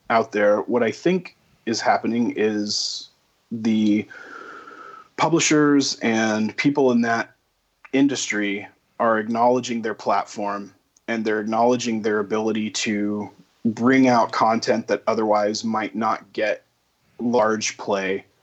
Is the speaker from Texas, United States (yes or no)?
yes; Texas, United States; it was interesting to me as a Texan with no accent to go hmm. to Boston